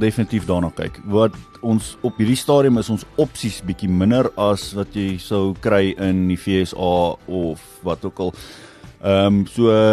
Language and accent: Afrikaans; Badplaas, Mpumalanga, South Africa; now in Nelspruit, South Africa; ek is oorspronklik van Badplaas